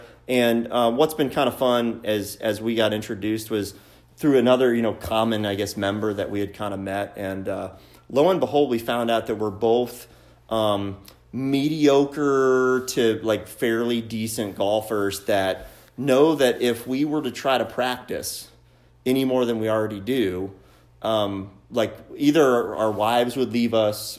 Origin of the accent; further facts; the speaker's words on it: Carmel, Indiana, United States; also born or lived in South Bend, Indiana; born and raised in Indiana.